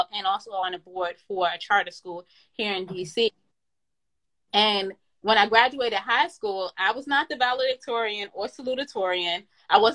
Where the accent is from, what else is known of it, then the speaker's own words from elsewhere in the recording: New York, United States; I was born in New York, the Bronx to be exact, in a northeast part called Co-op City, Section 5